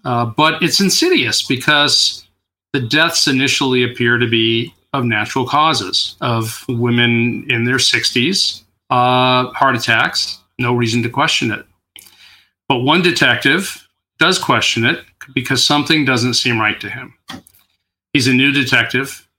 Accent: New York, United States; also born or lived in Queens; now in California, United States; I grew up in New York

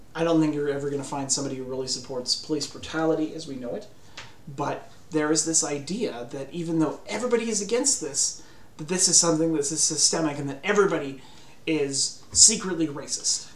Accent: Canada; I grew up in Canada

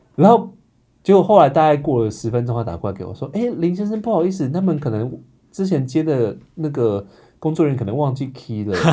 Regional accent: Hsinchu, Taiwan; now in Taipei, Taiwan; 我是新竹人

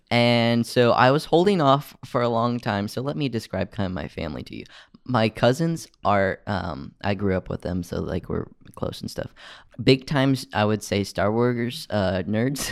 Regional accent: United States; us as American citizens

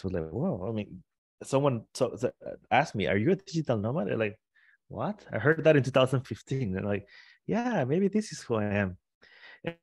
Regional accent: Tabasco, Mexico; English is a second language; moved away; also born or lived in Puebla, Mexico / Querétaro, Mexico / Italy; I'm from Tabasco, Mexico. Then I moved to Puebla, Mexico.

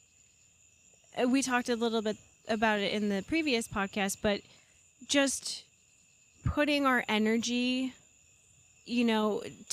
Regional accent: New York, United States; I am a New Yorker

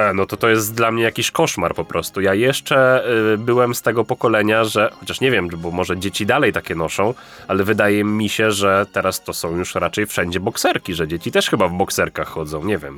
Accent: Lesser Poland, Poland; u mnie w Małopolsce

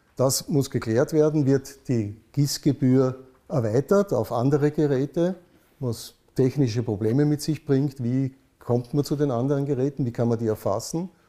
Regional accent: Vienna, Austria; bin ich in Wien aufgewachsen. Schon mein Vater war Wiener

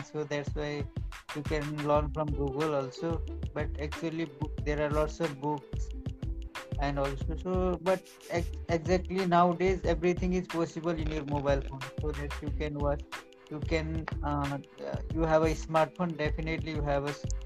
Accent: Maharashtra, India; English is a second language; I am from Maharashtra, India.

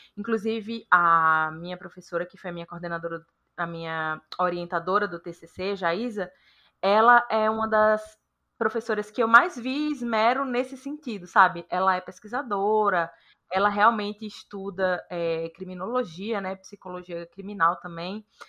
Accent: Juazeiro, Bahia, Brazil; now in São Paulo, Brazil; Eu sou natural de Juazeiro

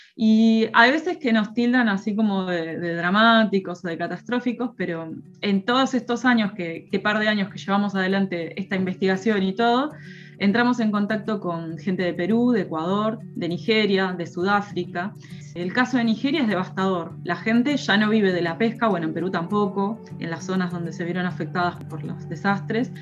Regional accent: Mar del Plata, Buenos Aires Province, Argentina; yo cuando era chica en Mar del Plata en la playa había caracoles

